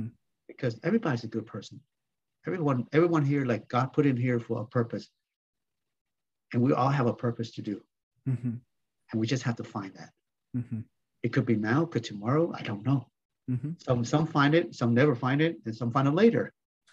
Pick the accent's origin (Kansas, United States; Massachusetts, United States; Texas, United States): Kansas, United States; Salina; So that's where the beginning of our growing up in Salina, Kansas.